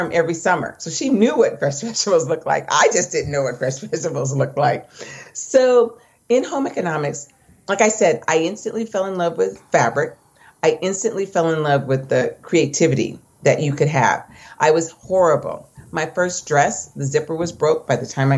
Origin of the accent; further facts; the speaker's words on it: Orange County, California, United States; I grew up in Orange County